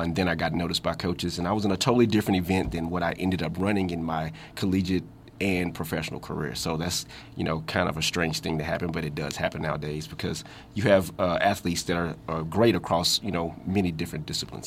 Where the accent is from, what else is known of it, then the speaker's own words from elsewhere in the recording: Houston, Texas, United States; moved away; my hometown, you know, Houston Rockets